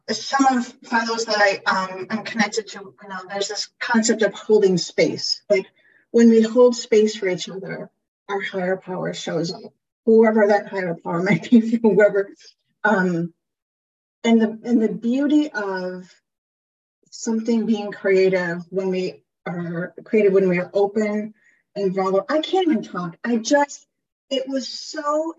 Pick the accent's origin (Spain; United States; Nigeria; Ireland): Ireland; I am Irish.